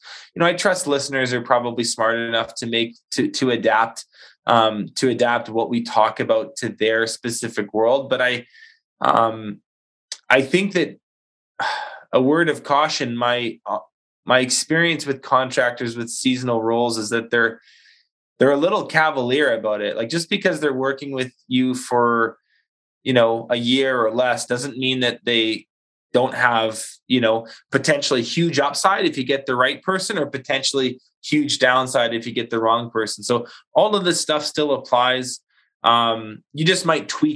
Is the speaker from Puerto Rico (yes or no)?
no; Canada; we're Canadian